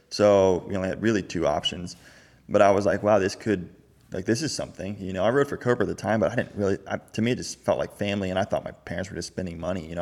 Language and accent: English; Florida, United States; also born or lived in California; born and raised Florida my whole life